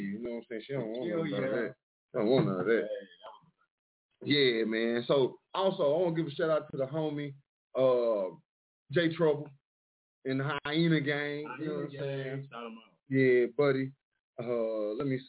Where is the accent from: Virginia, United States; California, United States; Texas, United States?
Texas, United States; Mineola; also born or lived in Dallas, Texas; now in Detroit, United States; My hometown, though, Mineola, Texas